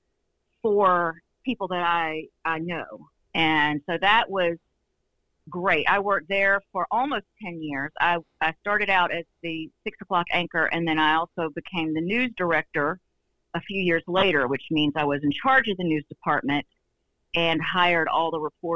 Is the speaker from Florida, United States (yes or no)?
no; Northeast Georgia, United States; I'm from Northeast Georgia